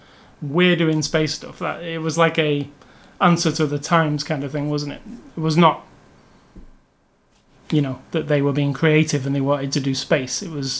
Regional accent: United Kingdom; I know them all from being British

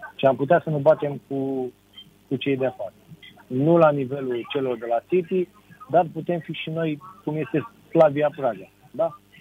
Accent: Romania; la noi în România

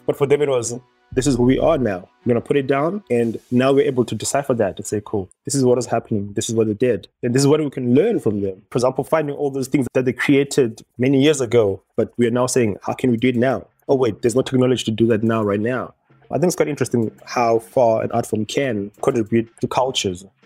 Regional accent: Harare, Zimbabwe; also born or lived in Bulawayo, Zimbabwe / Johannesburg, South Africa; I'm born and raised in Zimbabwe, but then I do switch in between Harare and Johannesburg

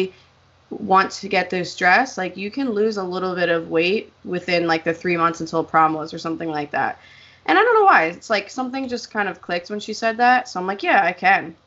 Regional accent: Pennsylvania, United States; I'm from Pennsylvania.

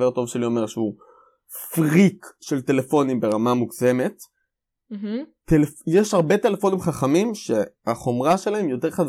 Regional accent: Israel; אנחנו ישראלים, כמו תמיד.

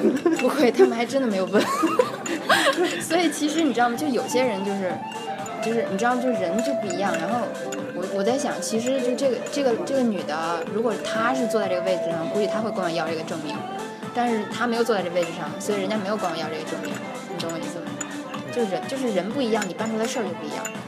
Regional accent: China; now in Russia; 我们中国人的文化

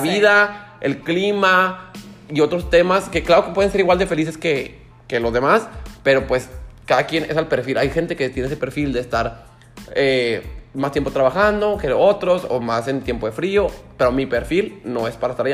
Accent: Mexico; llegué al aeropuerto de México

